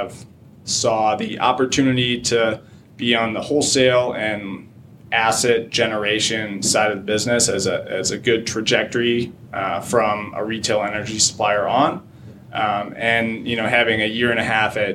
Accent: Chicago, Illinois, United States; I'm born and raised in Chicago, Illinois. Grew up on the north suburb side of the city

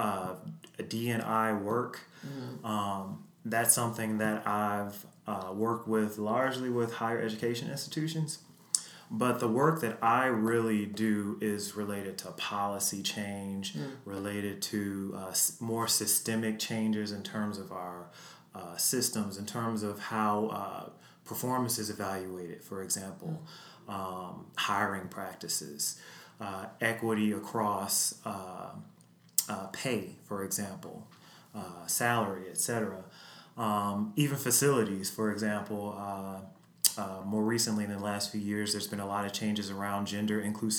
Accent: Chicago, Illinois, United States; I was born and raised on Chicago's South Side.

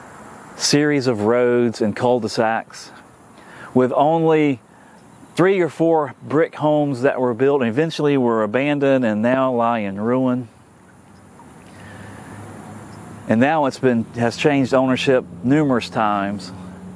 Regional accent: Tallahassee, Florida, United States; growing up in Tallahassee in the 1970s and into the 1980s

